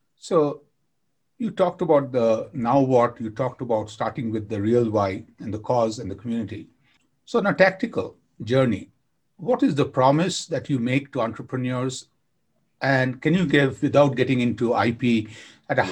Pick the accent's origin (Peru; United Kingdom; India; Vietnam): India; I grew up in India with my grandma